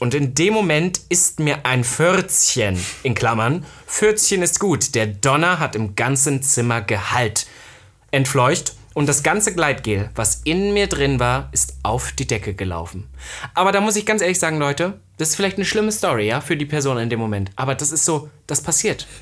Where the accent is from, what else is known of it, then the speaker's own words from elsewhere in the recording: Saxony-Anhalt, Germany; ich komme ja aus Ostdeutschland